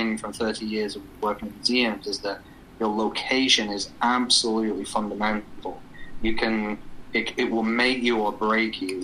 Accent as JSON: {"language": "English", "region": "England", "country": "United Kingdom", "tie": "born or raised there", "accent": "English", "moved": "yes", "said": "My accent is English, and I was born and raised in a country that is full of history"}